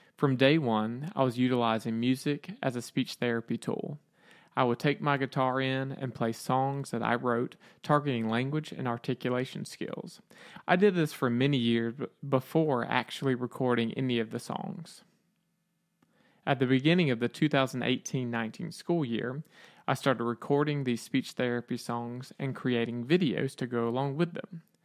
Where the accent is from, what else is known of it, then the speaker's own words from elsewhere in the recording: Aiken, South Carolina, United States; I am from Aiken, South Carolina, USA